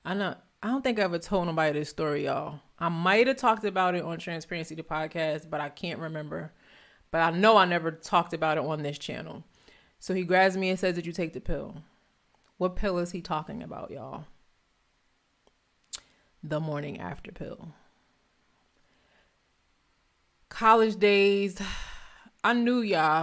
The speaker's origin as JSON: {"language": "English", "region": "New Jersey", "country": "United States", "also_born_or_lived": "Philadelphia", "said": "I'm from North Jersey"}